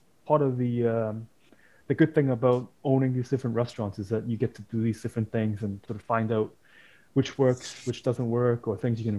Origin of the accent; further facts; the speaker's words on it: Hong Kong; moved away; I'm from Hong Kong originally